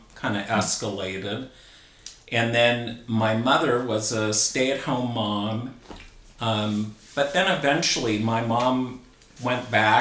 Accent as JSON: {"language": "English", "town": "La Habra", "region": "California", "country": "United States", "tie": "born or raised there", "said": "I grew up in La Habra, California, also in Orange County, close to both Anaheim and Fullerton"}